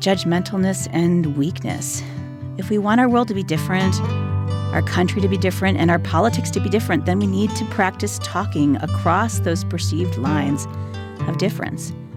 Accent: Cleveland, Ohio, United States; moved away as an adult; also born or lived in South Carolina; I grew up in Cleveland, Ohio

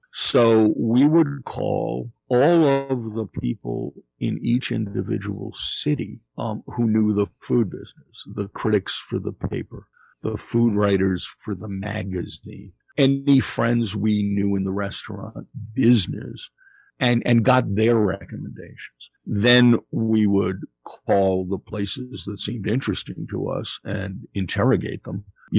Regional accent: Kansas City, Missouri, United States; I grew up in Kansas City. My favorite hamburger is Winstead's.

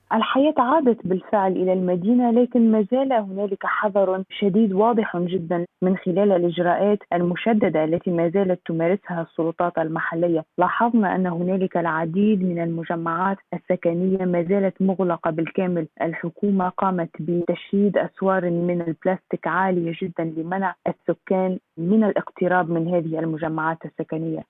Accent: China; من مواليد الصين

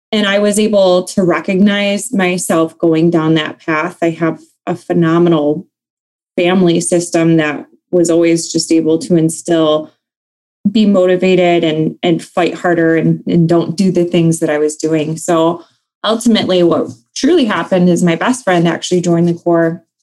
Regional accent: Ludington, Michigan, United States; also born or lived in North Carolina; Um, so I'm from Michigan. Um, I'm actually an Army brat, so I can't say born and raised in Michigan. I was actually born in North Carolina, uh, but I hail from a smaller city um, called Ludington

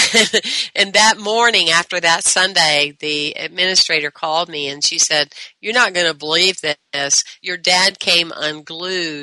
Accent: the South, Southern United States, United States; I was brought up in the Southern way

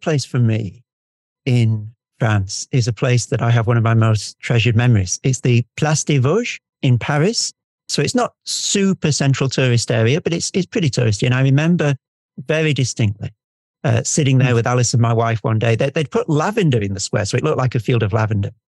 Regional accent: United Kingdom; I'm I'm British and we never say what we mean

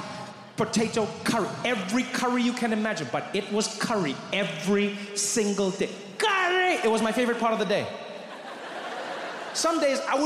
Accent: South Africa; moved away; I grew up in South Africa

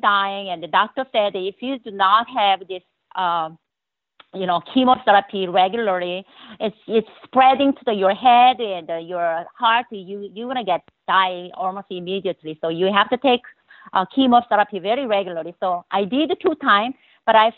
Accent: South Korea; English is a second language; moved away as an adult; now in United States; Well, I was born in Korea, South Korea, you know, at little really village.

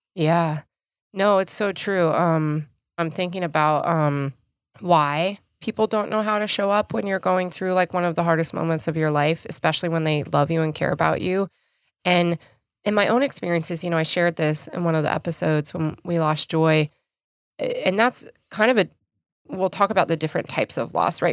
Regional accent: Idaho, United States; moved away; my home state, back in Idaho

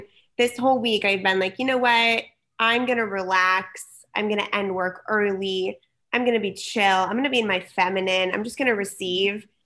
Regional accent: San Diego, California, United States; also born or lived in Berkeley / New York / Los Angeles; I was born and raised in San Diego.

